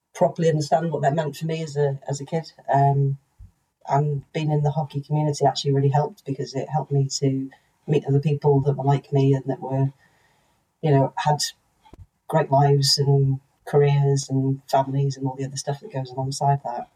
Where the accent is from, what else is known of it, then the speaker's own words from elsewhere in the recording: North Wales, United Kingdom; growing up in North Wales